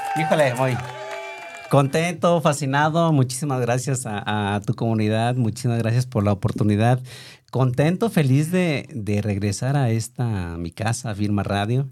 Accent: Autlán de Navarro, Jalisco, Mexico; moved away; also born or lived in Tlajomulco de Zúñiga, Jalisco; yo soy de Outland de la Gran. Eh, por razones ahí complicadas, em, me traen a, vivir a, Tlajumulco

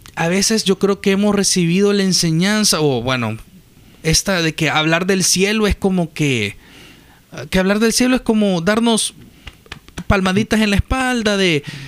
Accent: El Salvador; yo como salvadoreño

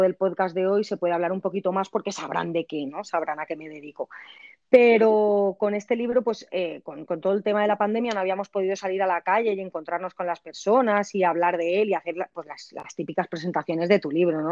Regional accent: a village near Valencia, Valencian Community, Spain; yo soy de este pueblo de toda mi vida. Es mi pueblo natal, natal, dentro de que el hospital donde nací estaba en la ciudad de Valencia

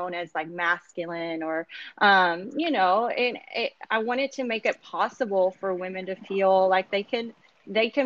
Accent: Kentucky, United States; moved away as an adult; now in Los Angeles, United States; I am currently in Los Angeles. I am originally from Kentucky. I've been in LA for about 7 years now

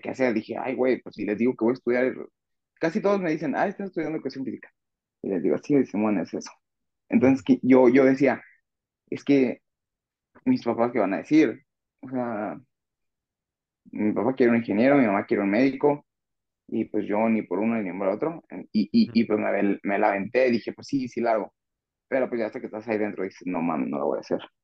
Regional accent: Zacatecas, Mexico; now in León, Mexico; soy de Zacatecas.

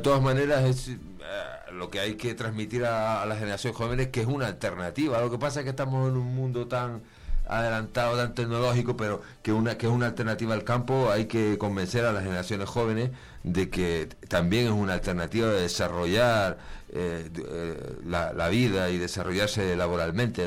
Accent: Canary Islands, Spain; now in Palencia, Spain; soy de Canarias

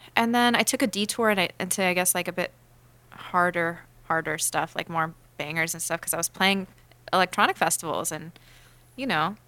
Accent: Los Angeles, California, United States; I grew up in L

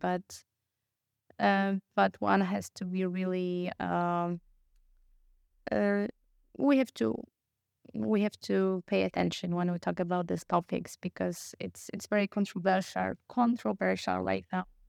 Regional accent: Poland; moved away as an adult; also born or lived in Vienna, Austria; I come from Poland, I moved to Austria, or my studies

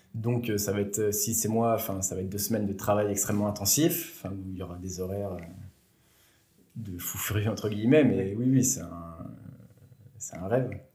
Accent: Bourg-en-Bresse, Auvergne-Rhône-Alpes, France; moved away as an adult; also born or lived in Besançon / Lyon / Strasbourg / Marseille; je viens de la région de Bourg-en-Bresse. Euh, j'ai fait toute ma jeunesse euh, à Bourg-en-Bresse

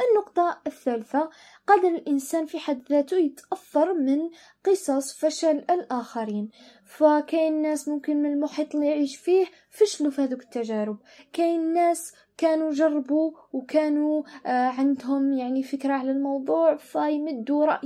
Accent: Algeria; لأنه دائما إحنا كأشخاص وبالتحديد كجزائريين

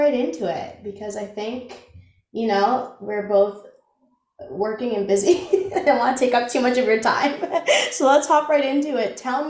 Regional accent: Kingston, Ontario, Canada; I was born and raised in Kingston.

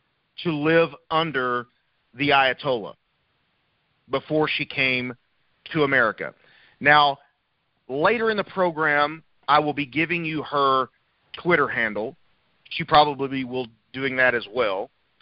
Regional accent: Memphis, Tennessee, United States; moved away; also born or lived in St. Louis; I've lived in the South. I was born outside of Memphis.

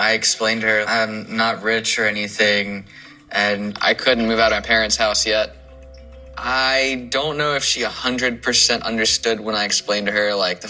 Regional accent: Dinwiddie, Virginia, United States; I'm 27 years old, and I'm from Dinwiddie, Virginia.

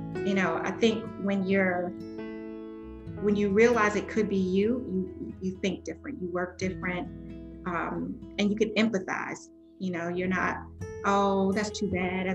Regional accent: Spartanburg, South Carolina, United States; moved away; I am originally from Swanberg, South Carolina

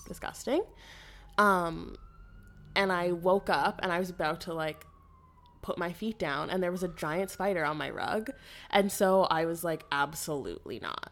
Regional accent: Ottawa, Ontario, Canada; moved away as an adult; I'm from Ottawa, so, like, a very Ontario girl

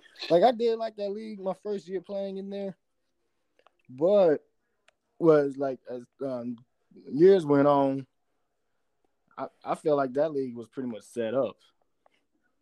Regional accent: Ohio, United States; now in Spartanburg, United States; I'm originally from Ohio. That's where I'm at now. You know, visit a family. But currently I live in Spartanburg, South Carolina

